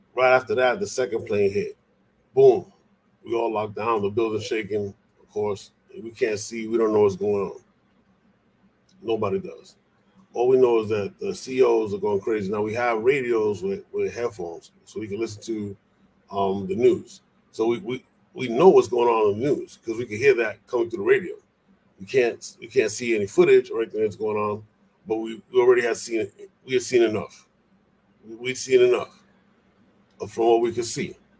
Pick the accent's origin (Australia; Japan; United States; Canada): United States; New York City, New York; also born or lived in Puerto Rico; I'm originally from the Bronx